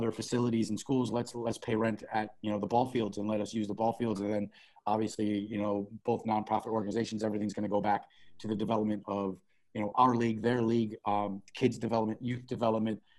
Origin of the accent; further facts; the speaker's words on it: South Florida, United States; moved away as an adult; also born or lived in Chicago, Illinois; now in United Arab Emirates; we grew up in South Florida. So Miami, Fort Lauderdale, West Palm Beach, that area. That's where we're from